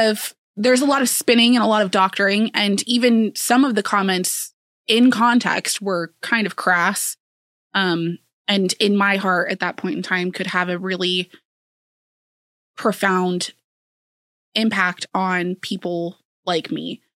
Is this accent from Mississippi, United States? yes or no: no; Council Bluffs, Iowa, United States; also born or lived in Silver City, Iowa; born and raised in Council Bluffs with a seven-year stint in Silver City, Iowa.